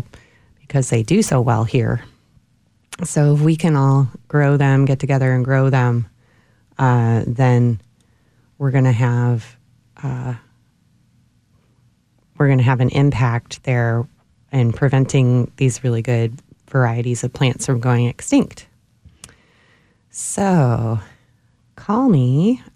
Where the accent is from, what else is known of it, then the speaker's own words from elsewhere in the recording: Cleveland, Ohio, United States; now in Austin, United States; I'm originally from Cleveland, Ohio